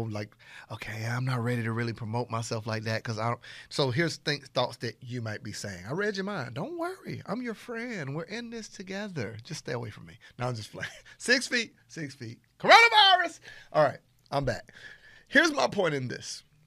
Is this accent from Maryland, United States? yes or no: no; Panama City, Florida, United States; I'm from Panama City, Florida. I'm talking about I'm country country